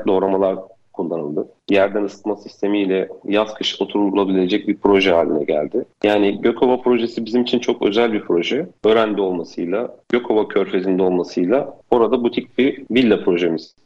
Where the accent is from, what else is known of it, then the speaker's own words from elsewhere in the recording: Istanbul, Turkey; 1983 İstanbul doğumluyum.